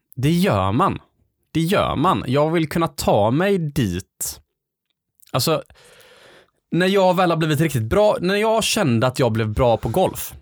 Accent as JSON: {"language": "Swedish", "town": "Gothenburg", "region": "Västra Götaland", "country": "Sweden", "tie": "born or raised there", "said": "Det är där jag är uppvuxen."}